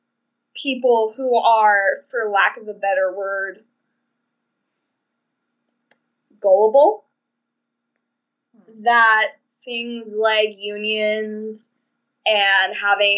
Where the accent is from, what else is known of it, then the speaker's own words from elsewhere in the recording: the South, United States; I'm from the South.